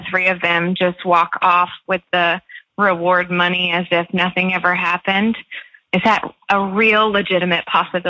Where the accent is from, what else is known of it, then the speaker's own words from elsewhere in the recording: Perry, Georgia, United States; now in Nashville, United States; I'm in Nashville now, but I'm actually from Perry, Georgia.